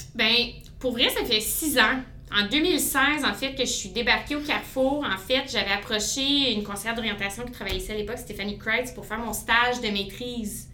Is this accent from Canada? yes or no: yes; Aylmer, Quebec, Canada; je suis une fille de la région. J'ai grandi, j'ai évolué à Aylmer